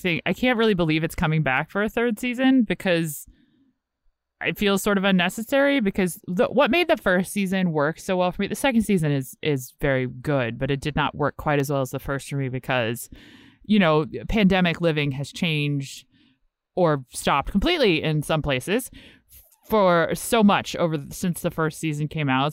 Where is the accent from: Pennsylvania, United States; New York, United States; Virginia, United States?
Virginia, United States; Richmond; I'm actually from Richmond, like, but Virginia